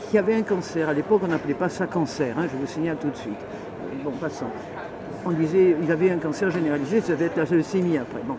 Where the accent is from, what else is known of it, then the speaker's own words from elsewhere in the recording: Paris, Île-de-France, France; also born or lived in Marseille; je suis né à Paris, j'ai vécu à Paris, j'ai vécu à Marseille, puis j'ai vécu ailleurs à l'étranger.